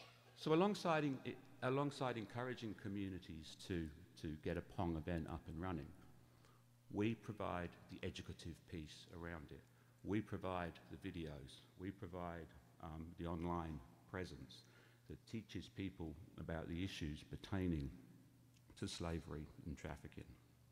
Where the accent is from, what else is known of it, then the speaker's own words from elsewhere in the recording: England, United Kingdom; And yes, obviously, as my accent betrays, I'm of English origin.